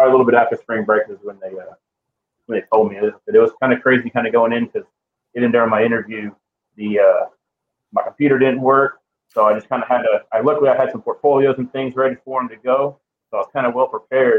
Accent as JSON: {"language": "English", "town": "West Columbia", "region": "Texas", "country": "United States", "said": "I'm actually from West Columbia."}